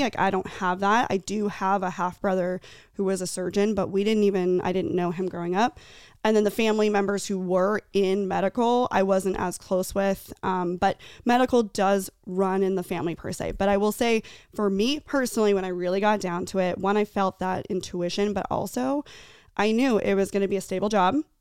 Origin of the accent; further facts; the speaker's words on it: Tucson, Arizona, United States; I grew up in Tucson.